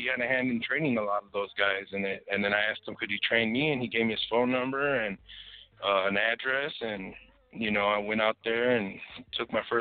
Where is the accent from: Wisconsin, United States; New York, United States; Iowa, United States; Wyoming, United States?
Wisconsin, United States; Milwaukee; moved away; also born or lived in Laredo, Texas; I'm actually I'm from Milwaukee, Wisconsin.